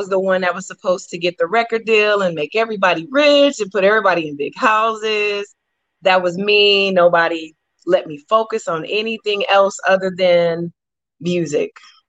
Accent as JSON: {"language": "English", "town": "Columbus", "region": "Georgia", "country": "United States", "also_born_or_lived": "Oklahoma", "said": "I am from Columbus, Georgia."}